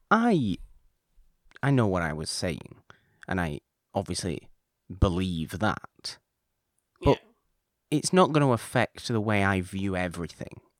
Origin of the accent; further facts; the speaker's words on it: Canada; I'm Canadian.